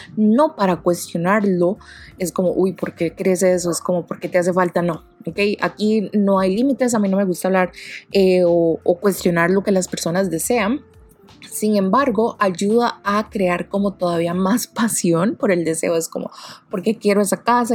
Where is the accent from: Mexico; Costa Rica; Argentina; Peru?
Costa Rica; Yo soy de Costa Rica